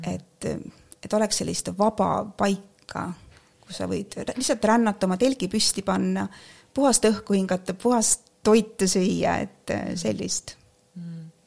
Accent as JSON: {"language": "Estonian", "country": "Estonia", "tie": "born or raised there", "moved": "as an adult", "lives_now": "England, United Kingdom", "said": "mina olen kasvanud, tähendab Eestis"}